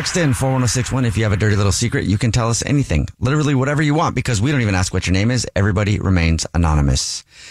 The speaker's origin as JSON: {"language": "English", "town": "Charleston", "country": "United States", "said": "Yeah, I'm lying. I'm sorry. I'm from Charleston."}